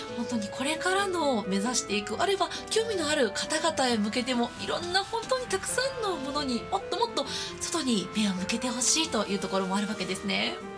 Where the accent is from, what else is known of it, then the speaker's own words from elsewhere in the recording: Kansai, Japan; 私も出身がやっぱり関西